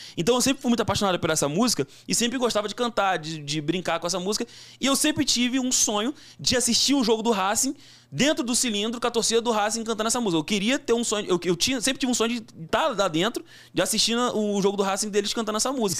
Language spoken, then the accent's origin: Portuguese; Brazil; sou brasileiro